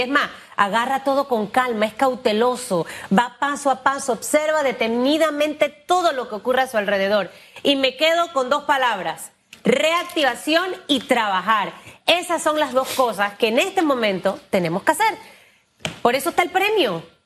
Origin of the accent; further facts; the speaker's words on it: Panama; somos los panameños